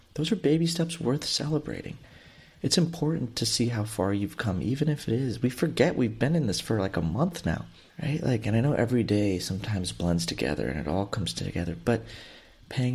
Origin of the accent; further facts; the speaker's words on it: Houston, Texas, United States; I grew up in Southeast Houston and have been through 3 hurricanes growing up